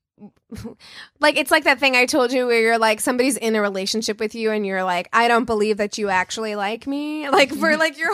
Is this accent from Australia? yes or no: no; Las Vegas, Nevada, United States; I grew up in Vegas.